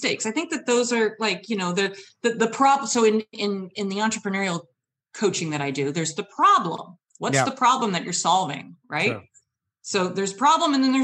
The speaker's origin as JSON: {"language": "English", "region": "Michigan", "country": "United States", "said": "I've traveled from Michigan"}